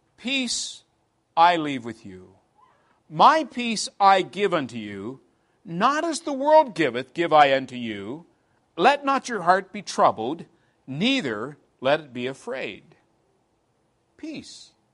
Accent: England, United Kingdom; moved away as an adult; also born or lived in Clearwater, Florida; now in United States; I'm here from England

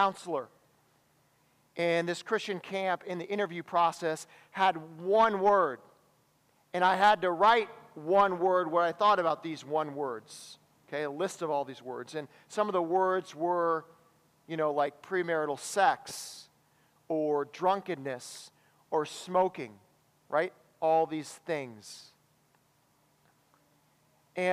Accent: Wisconsin, United States; I come from Wisconsin, where many of us struggle with drinking

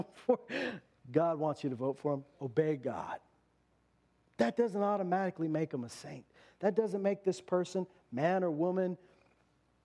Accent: Canada; we're Canadians

